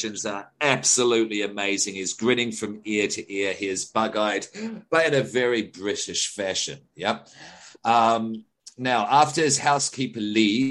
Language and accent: English; Australia; as an Australian